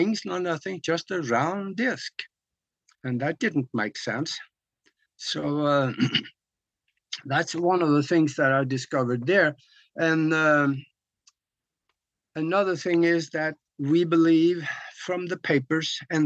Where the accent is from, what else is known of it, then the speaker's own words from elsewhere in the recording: Norway; moved away; when I grew up back in Norway